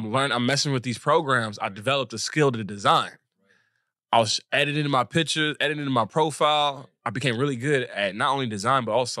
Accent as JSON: {"language": "English", "town": "Covina", "region": "California", "country": "United States", "tie": "born or raised there", "said": "I was born and raised in the Los Angeles greater area."}